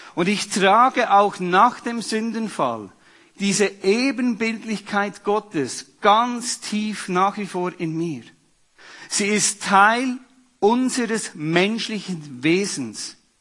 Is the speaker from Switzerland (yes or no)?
yes; Switzerland; bei uns in der Schweiz